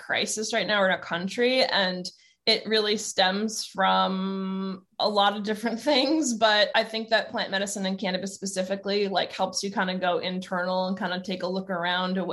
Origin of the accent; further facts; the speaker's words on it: New Jersey, United States; also born or lived in Long Island, New York; now in Oregon, United States; I was born on Long Island, grew up in New Jersey